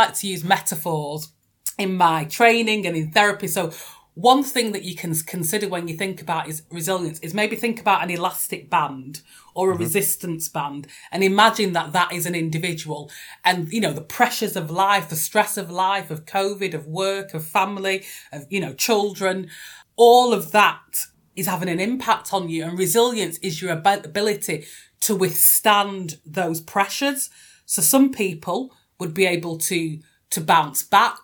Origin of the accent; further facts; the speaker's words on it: North West England, United Kingdom; I'm a Northerner based in Manchester